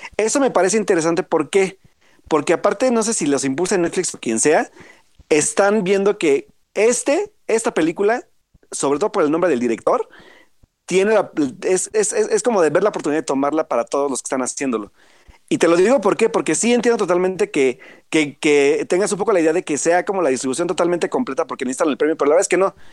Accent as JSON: {"language": "Spanish", "region": "Puebla", "country": "Mexico", "said": "yo soy de Puebla"}